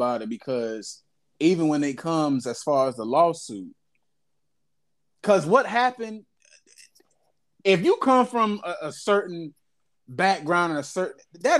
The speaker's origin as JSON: {"language": "English", "region": "the South", "country": "United States", "said": "I'm from the South, man."}